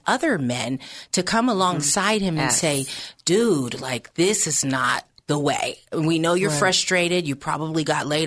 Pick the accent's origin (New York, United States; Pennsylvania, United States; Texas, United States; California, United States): Pennsylvania, United States; now in Bay Area, United States; my hometown of Pennsylvania